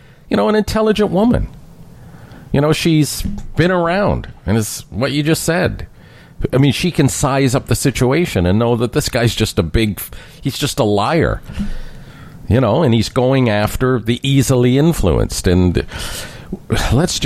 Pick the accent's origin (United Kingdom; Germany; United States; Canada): Canada; as a Canadian looking from the outside